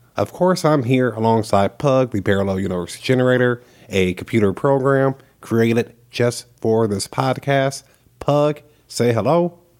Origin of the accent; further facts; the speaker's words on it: United States; As an American